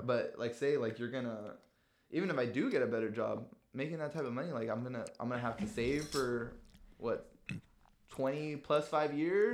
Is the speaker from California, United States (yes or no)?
yes; San Diego, California, United States; we're from San Diego